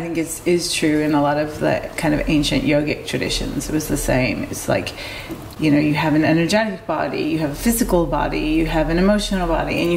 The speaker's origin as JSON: {"language": "English", "town": "Detroit", "region": "Michigan", "country": "United States", "tie": "born or raised there", "also_born_or_lived": "South America", "moved": "yes", "said": "I was born and raised in Detroit, Michigan, USA"}